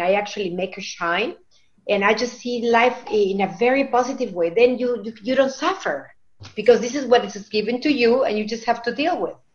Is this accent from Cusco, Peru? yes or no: no; Lima, Peru; now in Wisconsin, United States; We're from Wisconsin, but we're originally from Lima, Peru